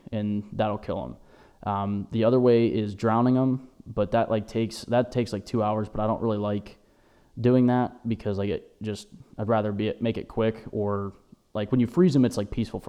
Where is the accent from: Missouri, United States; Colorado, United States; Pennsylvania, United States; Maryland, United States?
Pennsylvania, United States; Erie; we're from Erie, Pennsylvania.